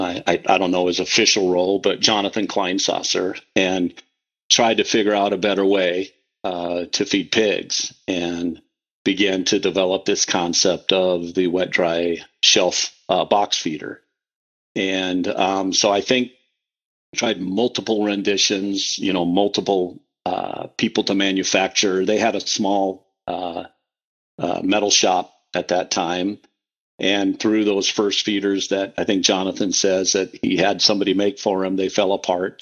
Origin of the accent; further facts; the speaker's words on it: Western Iowa, United States; first language English; now in Omaha, United States; I was raised in Western Iowa